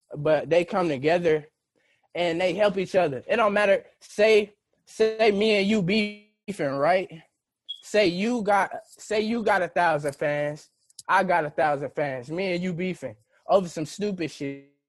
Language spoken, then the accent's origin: English; St. Louis, Missouri, United States; we're from St. Louis